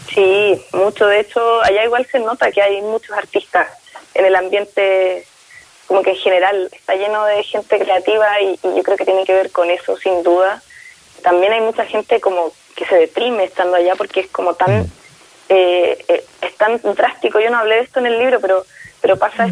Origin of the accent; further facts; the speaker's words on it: Concepción, Biobío, Chile; now in Santiago, Chile; Nosotros somos de allá de Concepción, si bien yo ahora vivo en Santiago